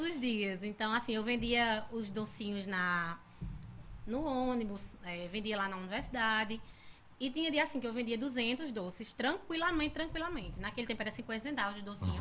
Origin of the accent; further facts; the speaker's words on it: Sumé, Paraíba, Brazil; now in Monteiro, Brazil; eu sou de Sumé, filha de Adriana Vilar